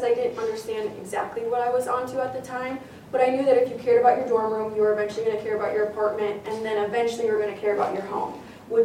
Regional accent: Cedarburg, Wisconsin, United States; also born or lived in La Crosse; I grew up in Cedarburg, so I'm local to the Milwaukee area

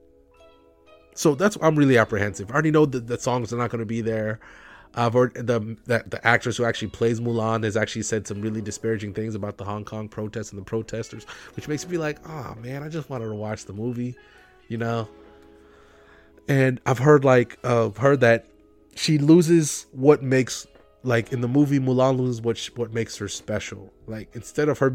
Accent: United States; as an American

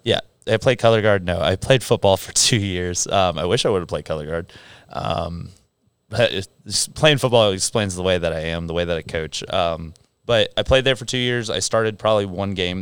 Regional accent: San Clemente, California, United States; moved away; also born or lived in Philippines / Egypt / South Africa; I grew up in San Clemente, California. Um, lived out there for sixteen years

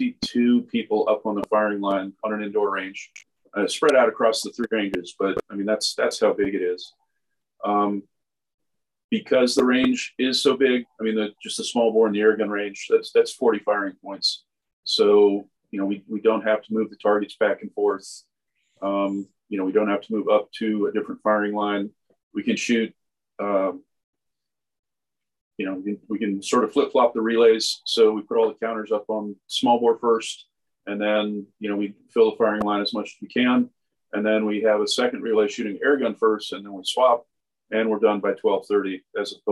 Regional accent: United States; moved away; I grew up on the Chesapeake Bay

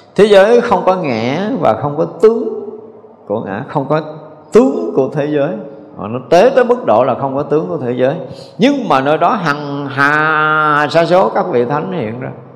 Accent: Vietnam; mình là, là cái người việt nam dù qua mỹ nhập quốc tịch mỹ thì mình vẫn là gốc của người việt nam

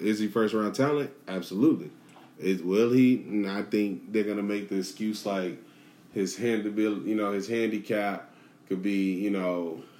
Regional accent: Chicago, Illinois, United States; I'm from Chicago, man.

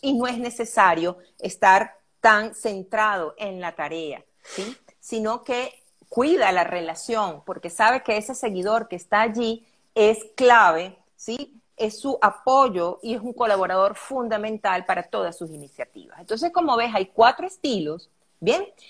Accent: Venezuela; also born or lived in Caracas, Venezuela; soy venezolana, Linet. Estoy aquí en Caracas, Venezuela.

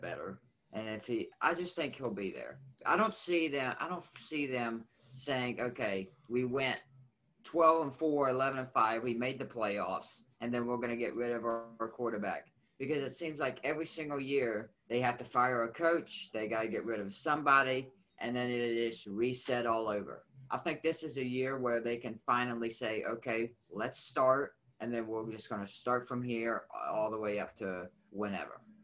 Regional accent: West Virginia, United States; I'm from West Virginia

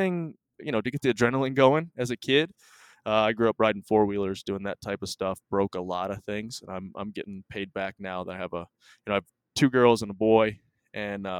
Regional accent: Cookeville, Tennessee, United States; also born or lived in Michigan; I was 4 and a half when we moved to Tennessee

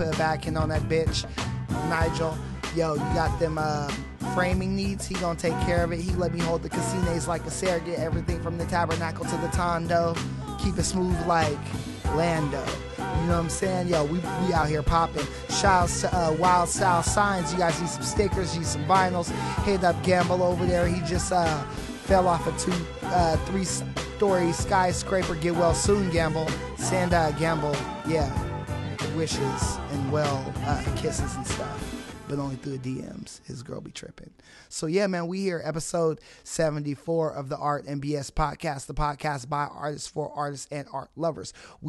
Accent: Fresno, California, United States; I am your host from the West Coast, broadcasting the slums. We out here, man. Fresno, California.

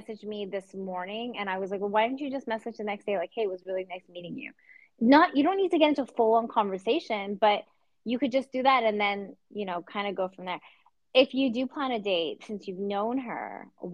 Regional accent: Canada; I'm Canadian and I don't go around saying A, but I do text

